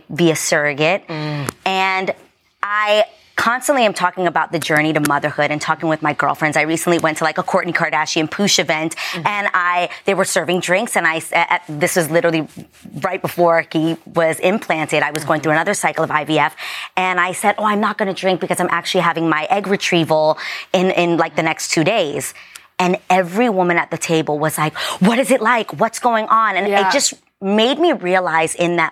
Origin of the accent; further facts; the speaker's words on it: New York City, New York, United States; I was raised in the Lower East Side in the projects.